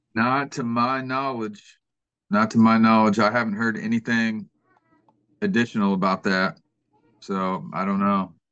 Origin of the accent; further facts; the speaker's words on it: Kansas City, Missouri, United States; moved away as an adult; now in Georgia, United States; I'm originally from Kansas City, Missouri, and um, so I'm not a native Georgian